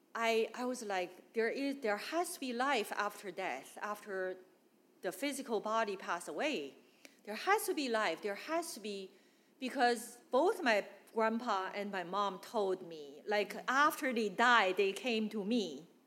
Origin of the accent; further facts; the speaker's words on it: Northeast China, China; English is a second language; moved away as an adult; also born or lived in Guangdong, China; now in United States; I came from China. I grew up in China, e- uh, northeast